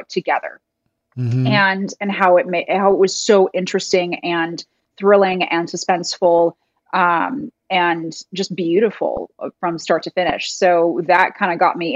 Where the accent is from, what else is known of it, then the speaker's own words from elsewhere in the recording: Seattle, Washington, United States; moved away; also born or lived in Kansas; I'm originally from Seattle.